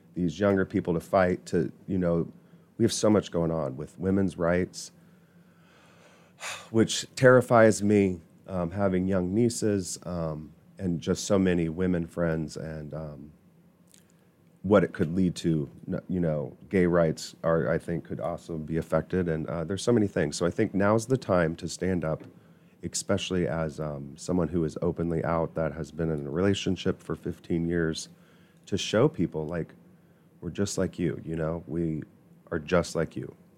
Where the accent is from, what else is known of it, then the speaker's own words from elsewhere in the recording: New Palestine, Indiana, United States; also born or lived in Irvington, Indianapolis; I grew up in New Palestine